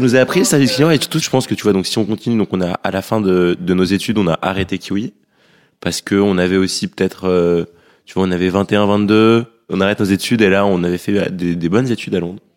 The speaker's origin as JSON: {"language": "French", "town": "Paris", "region": "Île-de-France", "country": "France", "tie": "born or raised there", "also_born_or_lived": "London", "moved": "as an adult", "said": "On a grandi à Paris"}